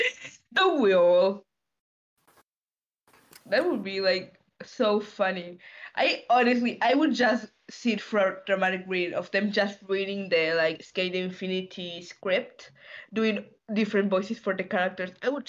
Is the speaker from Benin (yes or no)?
no; Argentina; I'm Argentinian.